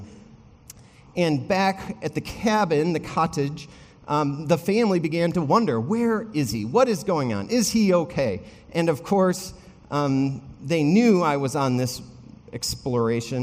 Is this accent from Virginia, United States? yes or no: no; Wisconsin, United States; I grew up in Wisconsin.